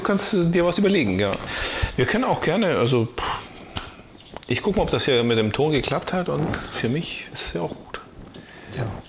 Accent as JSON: {"language": "German", "area": "the area between Böel and Böklund", "region": "Schleswig-Holstein", "country": "Germany", "said": "zwischen Böhl und Böglund, so. Ich komme ja aus der Ecke"}